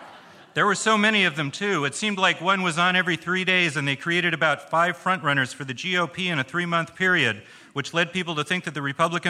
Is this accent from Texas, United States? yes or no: no; Minnesota, United States; I am from Minnesota